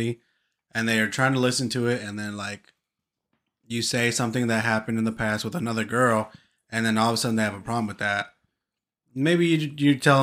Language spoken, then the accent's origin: English; California, United States; we're from California